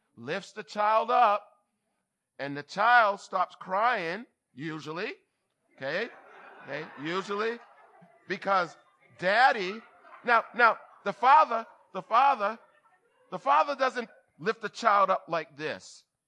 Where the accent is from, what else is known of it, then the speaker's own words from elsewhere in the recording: Boston, Massachusetts, United States; I'm from Boston